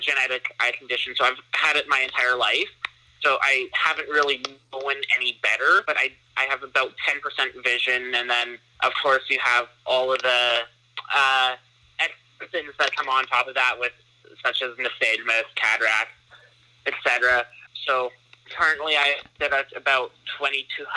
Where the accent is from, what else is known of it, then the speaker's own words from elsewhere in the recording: Calgary, Alberta, Canada; I'm from Calgary, Alberta, born and raised here.